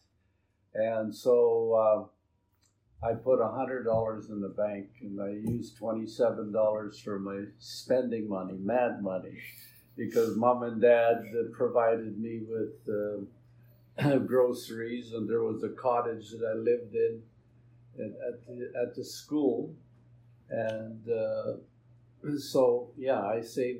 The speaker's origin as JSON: {"language": "English", "town": "Meleb", "region": "Manitoba", "country": "Canada", "tie": "born or raised there", "also_born_or_lived": "St. Andrews, Manitoba", "said": "I grew up in Mellab. It's a small community in the Interlake"}